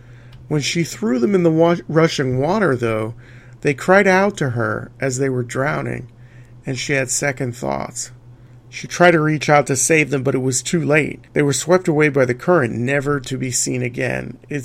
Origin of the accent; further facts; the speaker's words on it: Albuquerque, New Mexico, United States; I first heard the story of La Llorona when I was a kid growing up in New Mexico.